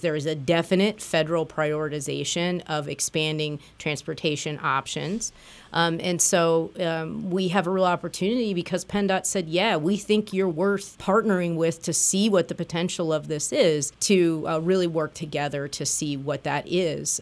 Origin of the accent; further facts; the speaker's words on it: Springfield, Illinois, United States; now in Lehigh Valley, United States; I grew up in Springfield, Illinois, and the Amtrak train went through my hometown.